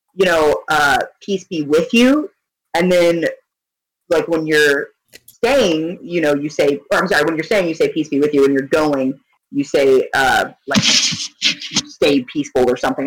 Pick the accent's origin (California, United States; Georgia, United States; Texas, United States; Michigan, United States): Texas, United States; I grew up in Texas